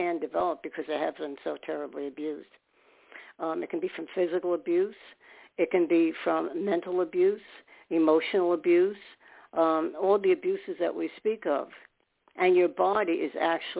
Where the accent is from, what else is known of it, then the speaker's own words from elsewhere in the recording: New York City, New York, United States; I'm a New Yorker